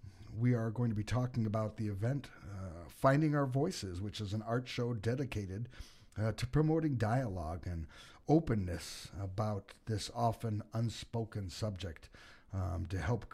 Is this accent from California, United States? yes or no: yes; California, United States; So I was raised out in California